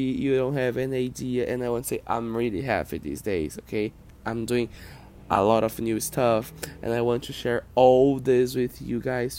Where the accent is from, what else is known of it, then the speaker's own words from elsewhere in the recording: Brazil; first language Portuguese; English is a second language; I'm not an American. I'm not a native English speaker. I am Brazilian. I live in Brazil. I speak Portuguese.